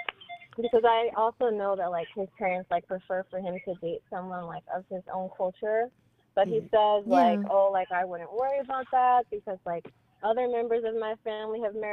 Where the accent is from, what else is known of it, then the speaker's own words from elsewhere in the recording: United States; I'm American.